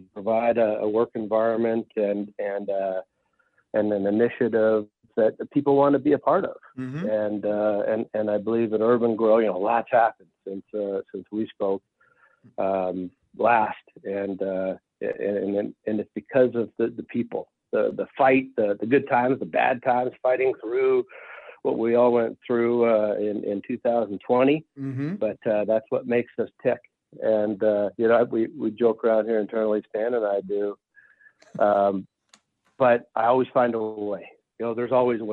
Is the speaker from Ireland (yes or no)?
no; Regina, Saskatchewan, Canada; now in Colorado, United States; I'm from Regina, Saskatchewan, Canada.